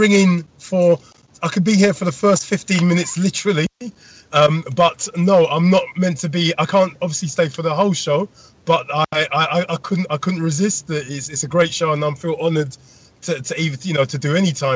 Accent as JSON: {"language": "English", "region": "London", "country": "United Kingdom", "tie": "born or raised there", "said": "some of us are the same generation growing up in London or around the UK"}